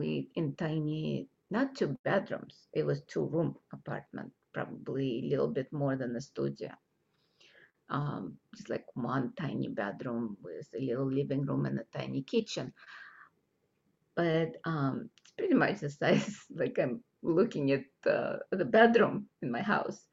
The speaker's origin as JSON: {"language": "English", "region": "Moscow", "country": "Russia", "tie": "born or raised there", "moved": "yes", "said": "I grew up in Russia when there was supposed to be equality of all, no separation"}